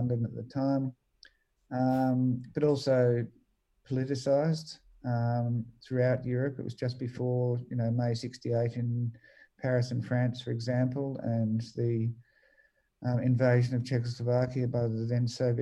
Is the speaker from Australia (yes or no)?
yes; Australia